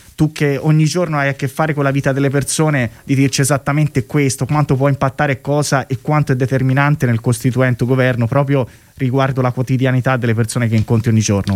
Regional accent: Tuscany, Italy; Io sono toscano

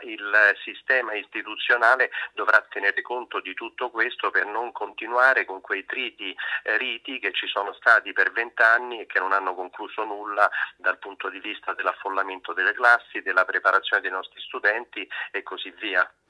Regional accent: Rome, Lazio, Italy; sono romano, ce l'ho sempre sotto sotto

